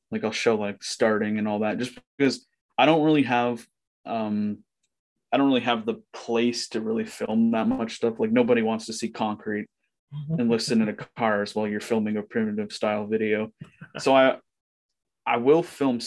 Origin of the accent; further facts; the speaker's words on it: Ontario, Canada; I'm from Ontario